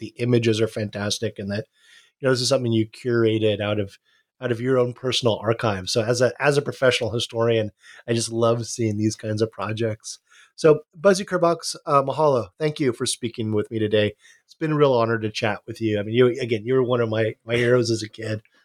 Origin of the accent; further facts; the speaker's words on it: Hawaii, United States; I, I, I grew up in Hawaii, grew up, uh, on my dad's boat